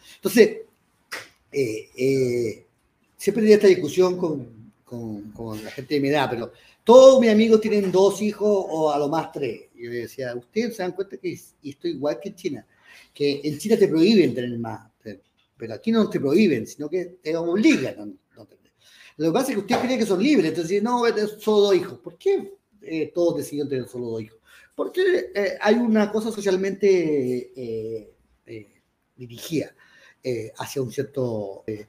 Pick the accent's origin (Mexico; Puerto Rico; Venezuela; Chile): Chile; ya soy chileno, eh, nací en Chile, no tengo ni una posibilidad de no serlo